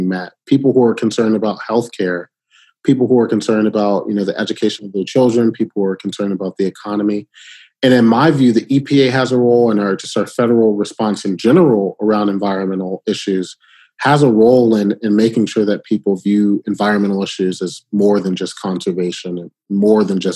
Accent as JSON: {"language": "English", "town": "Birmingham", "region": "Alabama", "country": "United States", "tie": "born or raised there", "also_born_or_lived": "Detroit, Michigan", "said": "I was born in Michigan, born in Detroit, but I spent a lot of my childhood in the South. And so, you know, growing up in Birmingham, Alabama"}